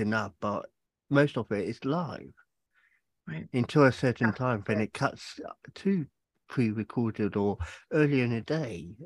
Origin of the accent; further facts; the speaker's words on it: England, United Kingdom; moved away; I'm originally from England